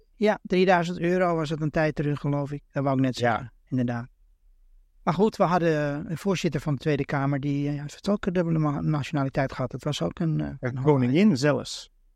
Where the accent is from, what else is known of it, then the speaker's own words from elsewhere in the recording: Amsterdam, North Holland, Netherlands; moved away as an adult; now in Los Angeles, United States; Ik ben een Amsterdammer geboren daar in Amsterdam in Nederland.